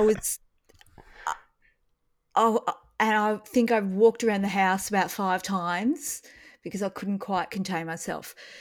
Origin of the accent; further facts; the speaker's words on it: Australia; as an Australian